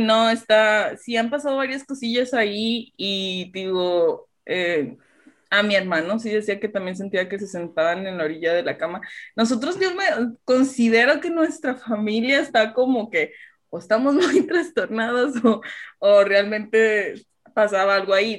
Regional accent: Allende, Nuevo León, Mexico; como soy de Allende, pues vivíamos allá en la casa de mis papás.

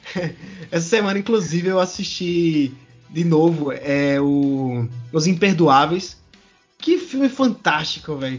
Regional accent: Brazil; a gente é brasileiro

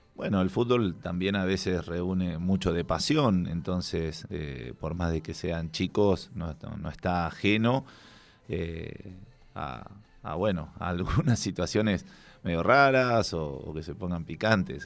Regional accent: La Plata, Buenos Aires Province, Argentina; Yo soy de La Plata, mi papá jugó en gimnasia, mi abuelo, mi tío abuelo, este, porque soy del barrio Mondongo, de La Plata

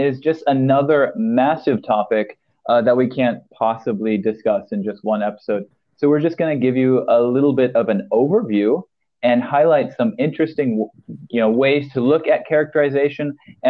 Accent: Philippines; As a person, I grew up in the Philippines, but I'm also married to a Brit. But technically, I'm an American, even though I've only lived there a minority of my life.

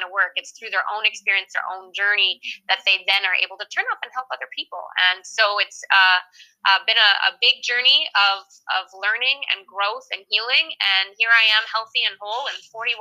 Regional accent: Canada; moved away as an adult; also born or lived in France / Alberta; I'm Canadian

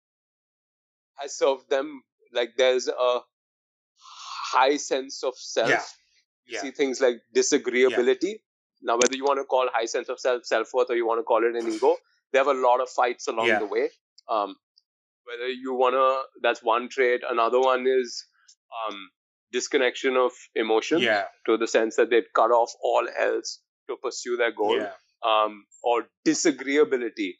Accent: India; we're both Indian

